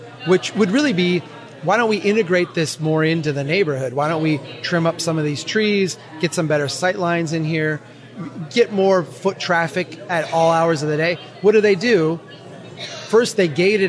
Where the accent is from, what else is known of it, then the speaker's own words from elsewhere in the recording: Minnesota, United States; my home state of Minnesota